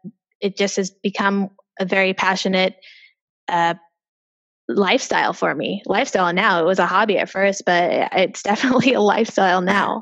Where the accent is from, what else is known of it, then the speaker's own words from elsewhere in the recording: Seattle, Washington, United States; I am originally from Seattle, Washington.